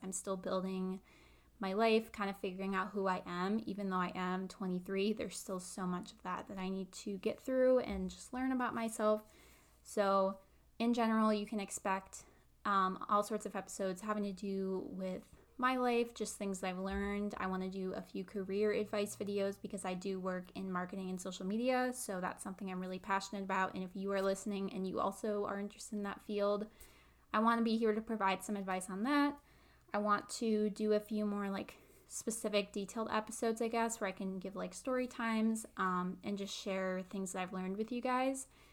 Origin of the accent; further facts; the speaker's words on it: Midwest, United States; I live in the Midwest. I've lived here my whole life, um, never lived anywhere else